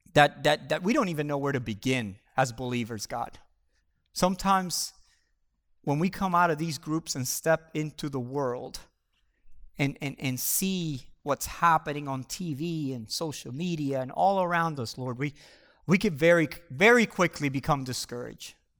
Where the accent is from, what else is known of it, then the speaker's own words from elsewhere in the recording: Puerto Rico; moved away; I grew up in Puerto Rico